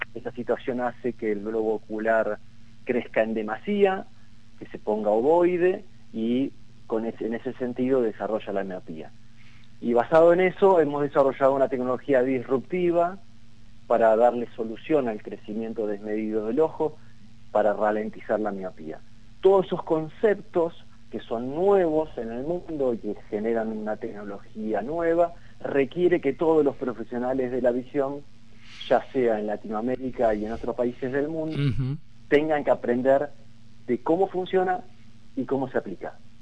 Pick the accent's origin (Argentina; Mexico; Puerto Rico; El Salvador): Argentina